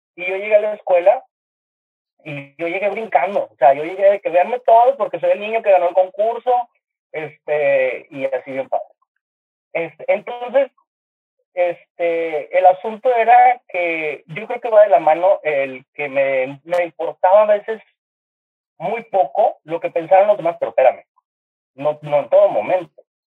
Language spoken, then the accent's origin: Spanish; Monterrey, Nuevo León, Mexico; en el Kinder, aquí en Monterrey, porque soy de Monterrey